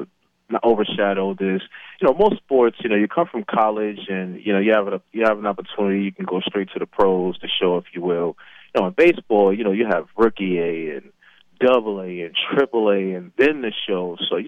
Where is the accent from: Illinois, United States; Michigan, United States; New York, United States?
New York, United States; New York City; moved away; also born or lived in Mesa, Arizona; growing up in New York